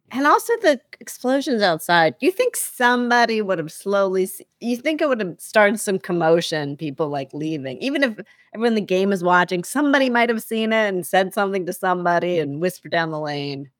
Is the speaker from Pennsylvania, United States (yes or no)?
yes; Philadelphia, Pennsylvania, United States; I'm from Philly